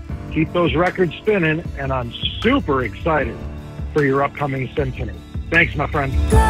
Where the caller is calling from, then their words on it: Denver, Colorado, United States; I'm calling you from Denver, Colorado.